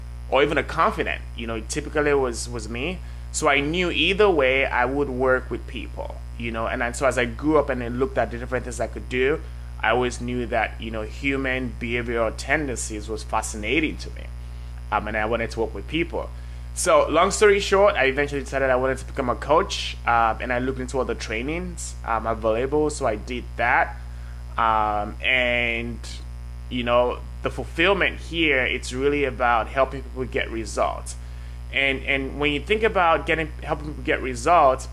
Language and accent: English; Nigeria; also born or lived in Norway / France / Hungary / Belgium; now in United States; So I grew up in Nigeria.